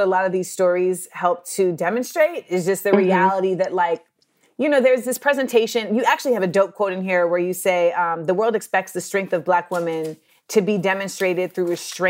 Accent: Orlando, Florida, United States; born or raised there; also born or lived in Los Angeles / New York

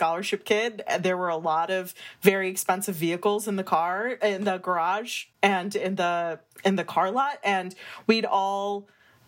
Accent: Scranton, Pennsylvania, United States; I grew up in Scranton, Pennsylvania

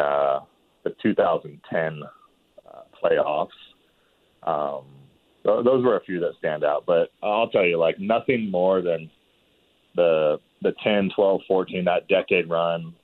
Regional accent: Bay Area, California, United States; growing up in the Bay Area when I did

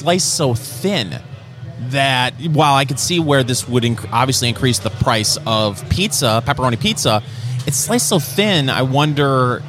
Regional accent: Michigan, United States; growing up in Michigan

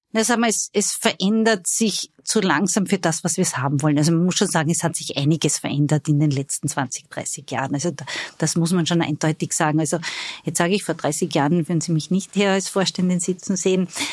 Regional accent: Styria, Austria; moved away; Ich bin Steirerin

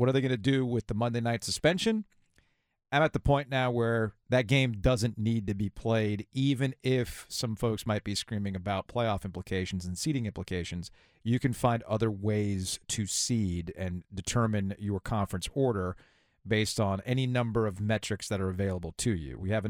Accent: Boca Raton, Florida, United States; now in Raleigh, United States; when I grew up in Boca Raton.

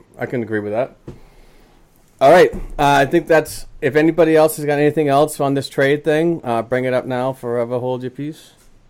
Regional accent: Boston, Massachusetts, United States; He's coming to my home. He's coming to my hometown.

